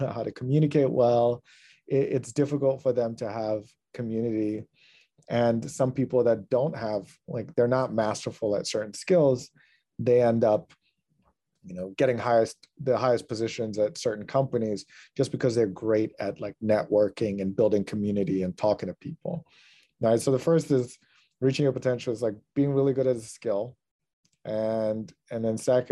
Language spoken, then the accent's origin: English; Ghana; I'm from Ghana, right? That's where I grew up.